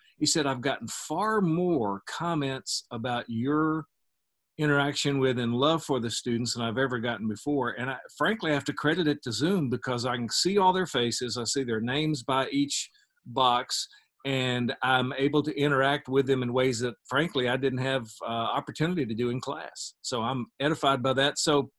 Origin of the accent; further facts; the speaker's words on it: Osceola, Arkansas, United States; Well, it was typical Americana. I mean, small town, county seat town in the South on the Mississippi River.